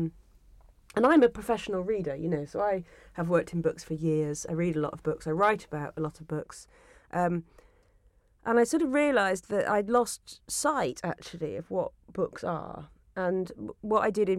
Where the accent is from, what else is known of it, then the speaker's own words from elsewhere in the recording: Yorkshire and the Humber, United Kingdom; I grew up in Yorkshire